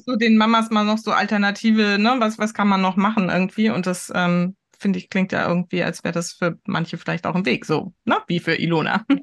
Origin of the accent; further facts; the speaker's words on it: Heidelberg area, Baden-Württemberg, Germany; now in Hamburg, Germany; Ich komme ja aus der Ecke von Heidelberg